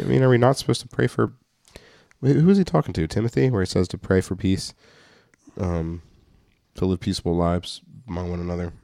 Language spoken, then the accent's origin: English; United States; I'm American